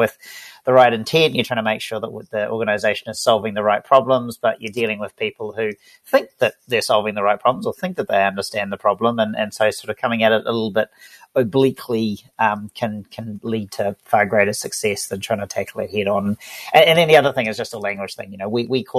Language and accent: English; Auckland, New Zealand; I'm from Auckland, New Zealand, based down here